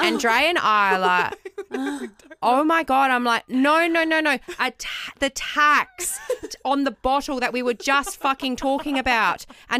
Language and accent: English; Australia; Australia. We think so. And then he goes, and where are you going after this?